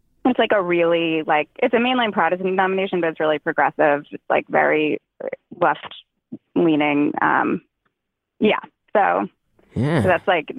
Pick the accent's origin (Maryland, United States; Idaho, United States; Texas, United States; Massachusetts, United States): Massachusetts, United States; Boston; moved away; So I don't live there now, but I'm originally from the Boston area.